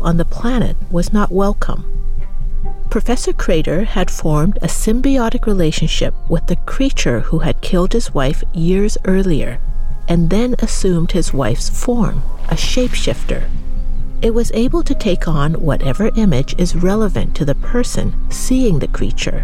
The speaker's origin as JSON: {"language": "English", "country": "Canada", "tie": "born or raised there", "said": "me growing up in Canada"}